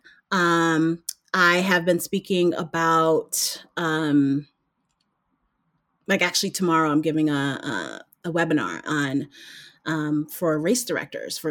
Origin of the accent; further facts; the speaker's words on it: New York City, New York, United States; moved away as an adult; also born or lived in Maryland / New Jersey; I grew up in Brooklyn, I was in an Italian neighborhood that I grew up